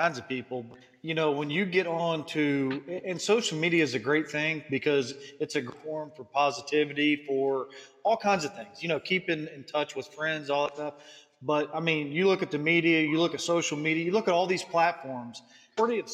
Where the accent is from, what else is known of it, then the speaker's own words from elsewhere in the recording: Appalachian Ohio, United States; I'm from Appalachian, Ohio